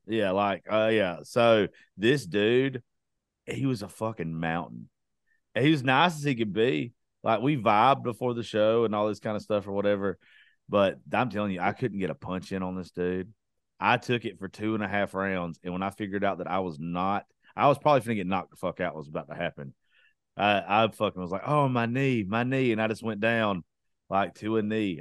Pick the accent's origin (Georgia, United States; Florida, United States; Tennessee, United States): Georgia, United States; I'm from Georgia